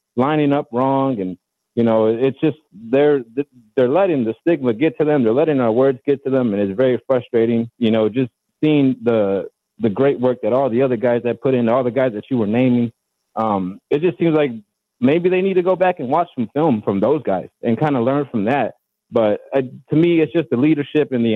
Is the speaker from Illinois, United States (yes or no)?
yes; Chicago, Illinois, United States; now in Milwaukee, United States; I live in Milwaukee, but I'm from Chicago